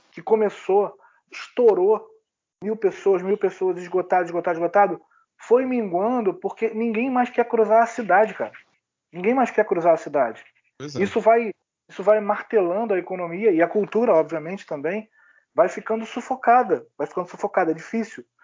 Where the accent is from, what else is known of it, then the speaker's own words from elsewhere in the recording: Rio de Janeiro, Brazil; now in Italy; em janeiro vai fazer dois anos que eu saí do Rio, né? Primeiro eu fui para o interior de São Paulo, para a cidade da minha mulher, e, e hoje a gente mora aqui na Itália.